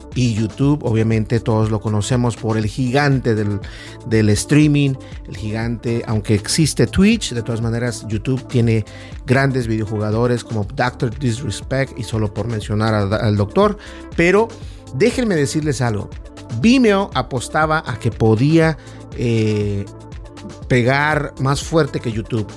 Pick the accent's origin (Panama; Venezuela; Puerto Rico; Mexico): Mexico; como los mexicanos decimos